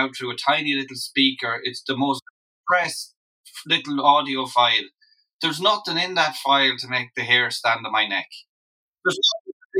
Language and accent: English; Loughrea, Connacht, Ireland; I'm from Loughrea. I'm from the town itself.